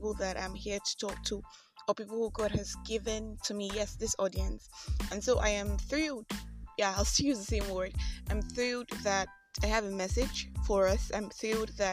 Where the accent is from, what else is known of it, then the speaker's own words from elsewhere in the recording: Nigeria; I am that Nigerian Christian